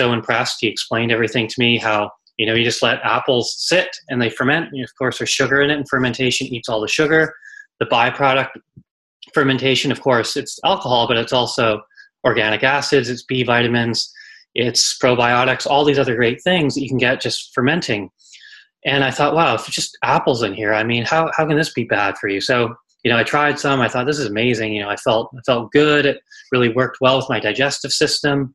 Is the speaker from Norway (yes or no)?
no; Vancouver, British Columbia, Canada; in Canada, where I grew up in Vancouver